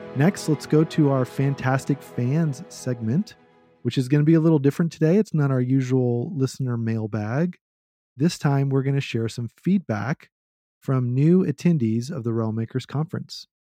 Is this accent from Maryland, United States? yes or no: no; Texas, United States; I am a Texan at heart